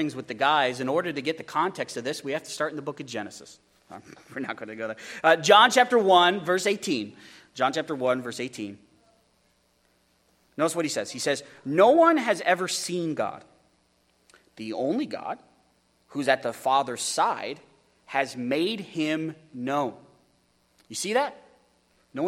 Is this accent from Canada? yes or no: no; United States; as American Christians, as evangelicals